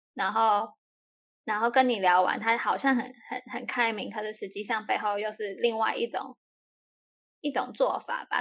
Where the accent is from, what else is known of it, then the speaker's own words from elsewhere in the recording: Taiwan; moved away; 我是台湾人呢